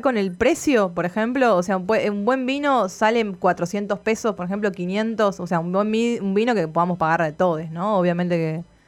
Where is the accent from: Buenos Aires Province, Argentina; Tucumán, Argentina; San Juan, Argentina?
Tucumán, Argentina; moved away; yo soy tucumana